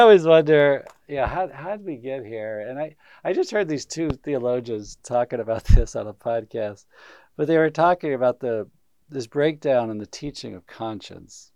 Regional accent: Huntsville, Alabama, United States; I grew up in Huntsville, Alabama, which is this high tech center

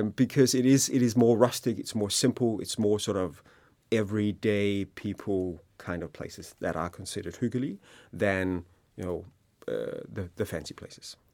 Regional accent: Denmark; we also in Denmark see Hooghly as part of our cultural D N

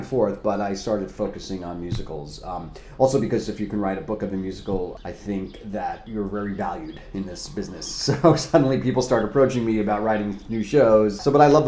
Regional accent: Oradell, New Jersey, United States; I am from Oradell, New Jersey, which is about 10 minutes off the George Washington Bridge.

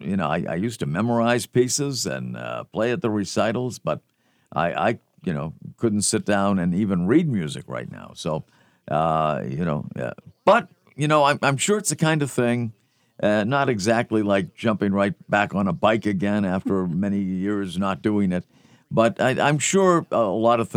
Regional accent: Melrose, Massachusetts, United States; as a young kid growing up in Melrose, Massachusetts

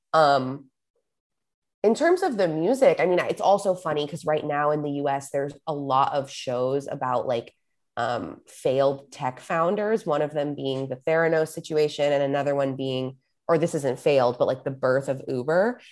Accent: Los Angeles, California, United States; also born or lived in San Francisco / New York; I grew up in Los Angeles, um, that's where I live now

